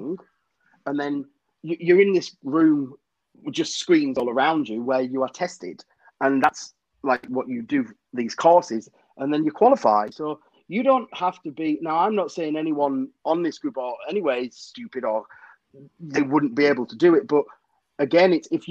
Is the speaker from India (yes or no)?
no; Cumbria, North West England, United Kingdom; I'm from Cumbria